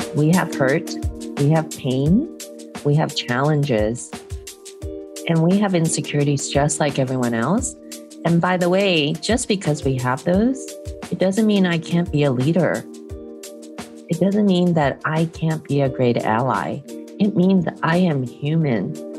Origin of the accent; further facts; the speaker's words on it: San Francisco, California, United States; first language English; also born or lived in Hong Kong; I was born in Hong Kong, raised here in San Francisco.